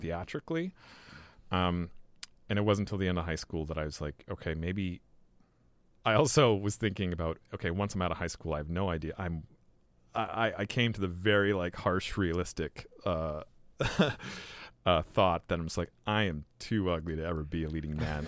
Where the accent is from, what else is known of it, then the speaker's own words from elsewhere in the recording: Victoria, British Columbia, Canada; moved away as an adult; also born or lived in Vancouver / Montreal / England; I was born in Van and grew up in Victoria